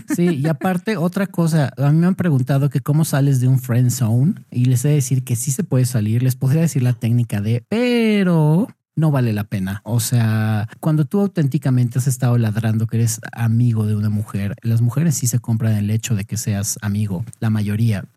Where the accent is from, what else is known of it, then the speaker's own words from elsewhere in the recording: Mexico; yo, güey, soy de México